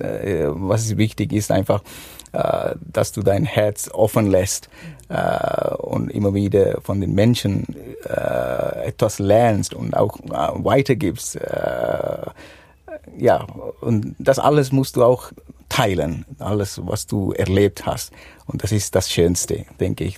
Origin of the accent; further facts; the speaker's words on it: Sri Lanka; German is a second language; moved away as an adult; now in Switzerland; ich komme aus Sri Lanka, geboren und aufgewachsen.